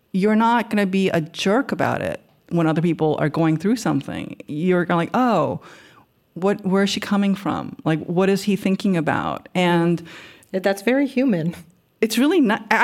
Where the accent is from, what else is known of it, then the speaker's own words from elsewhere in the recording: Queens, New York, United States; I think I had it because I am from Queens and because I'm not sure if it's the Korean part.